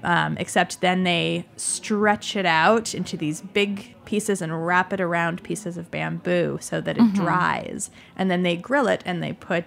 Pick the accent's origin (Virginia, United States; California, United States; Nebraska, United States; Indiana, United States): California, United States; also born or lived in Yunnan; We're in the East Bay now in California, and I'm from California, so we're enjoying it there. And the East Bay is a very interesting part of the world with people from all over living there.